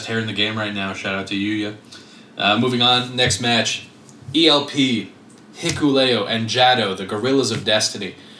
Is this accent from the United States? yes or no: no; Quebec, Canada; we're from Quebec